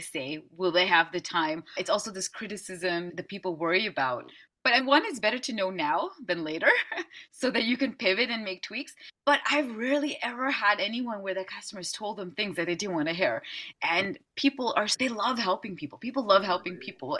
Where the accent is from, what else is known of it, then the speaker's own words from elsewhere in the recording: Amsterdam, North Holland, Netherlands; I'm from Amsterdam in the Netherlands